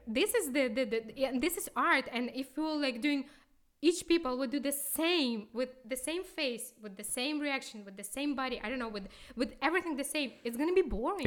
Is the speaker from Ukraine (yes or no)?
yes; Kyiv, Ukraine; English is a second language; moved away as an adult; also born or lived in Moscow / Houston; now in Karlsruhe, Germany; we came from Kyiv.